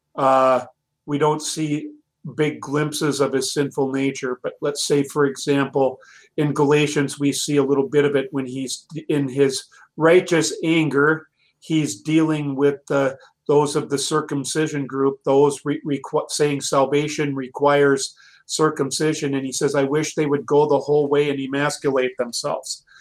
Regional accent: United States; as American Christians in this wonderful country of ours

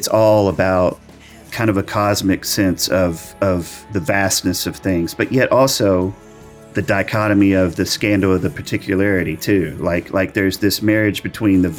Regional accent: Arkansas, United States; born or raised there; also born or lived in El Dorado, Arkansas / Hot Springs, Arkansas

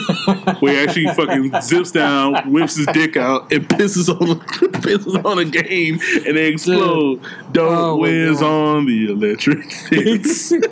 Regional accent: the American South, United States; I'm a Southerner

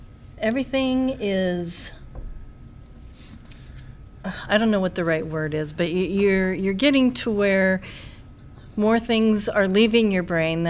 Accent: California, United States; moved away as an adult; now in South Dakota, United States; No, I came from California originally, yeah. But I had been in South Dakota for a few years at that point.

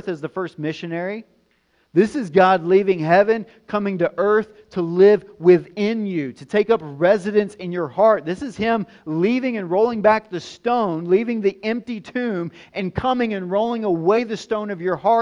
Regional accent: White House, Tennessee, United States; also born or lived in Nashville, Tennessee; I was born in Nashville, but I'm actually from White House, Tennessee. That's where I grew up. Podunkville, rural Tennessee. That's where I'm from.

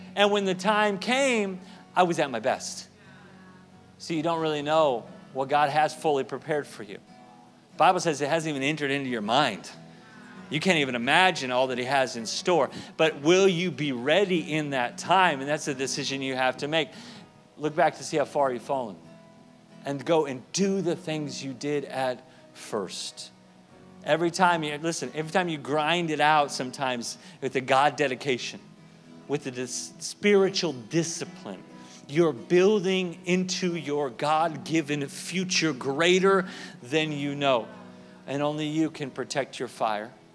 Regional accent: Southern California, United States; I lived in Southern California at the time, at the time grew up there as a kid

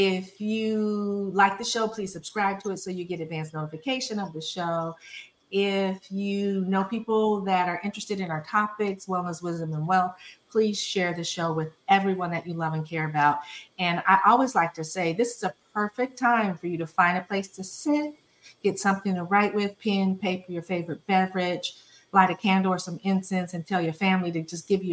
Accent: California, United States; my home state, San Francisco, California

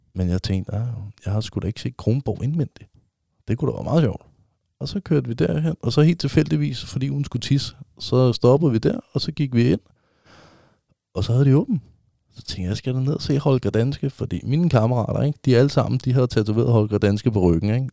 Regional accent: Vestegnen, Capital Region of Denmark, Denmark; Jeg er jo fra Vestegnen

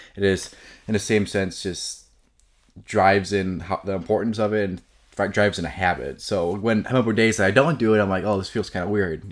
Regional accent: Elmhurst, Illinois, United States; Grew up in Elmhurst my whole life, pretty much.

